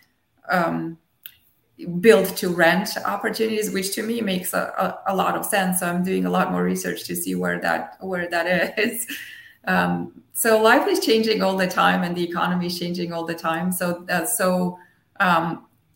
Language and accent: English; Armenia; first language Armenian and Russian; English is a second language; moved away; I grew up in Armenia, so I was born in the Soviet Union, so I grew up bilingual with Armenian and Russian